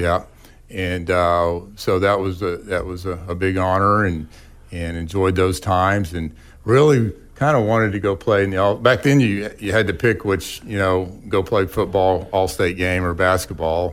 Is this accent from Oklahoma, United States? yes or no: yes; Verdigris, Oklahoma, United States; also born or lived in Tulsa, Oklahoma; I was born in Tulsa and lived near the traffic circle, uh, there till, like, second grade or so, and, and my parents and our family moved out to the community of Verdigris